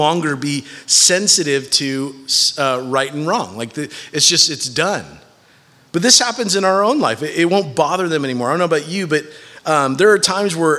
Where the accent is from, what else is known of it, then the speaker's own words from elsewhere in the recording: United States; As American citizens